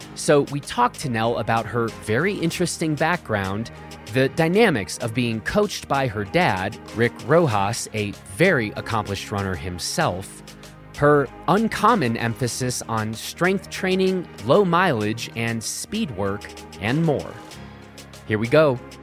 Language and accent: English; Chicago, Illinois, United States; moved away; I'm originally from Chicago